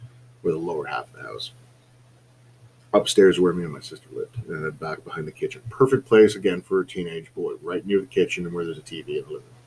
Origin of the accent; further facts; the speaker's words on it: Southampton, Ontario, Canada; a summer job at a Pro Hardware in my hometown of Southampton